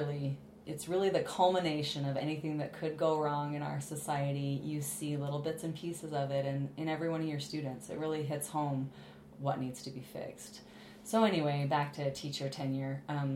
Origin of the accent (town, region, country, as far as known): Billings, Montana, United States